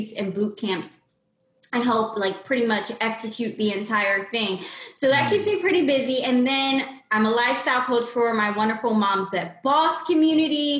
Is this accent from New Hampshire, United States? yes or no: no; Lancaster, Pennsylvania, United States; moved away as an adult; now in Philadelphia, United States; I've been in the Philadelphia area back and forth for a few years, but I'm actually from Lancaster, Pennsylvania, where the Amish people live.